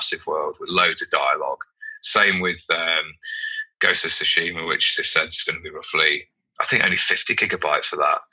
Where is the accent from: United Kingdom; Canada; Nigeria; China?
United Kingdom; because we're British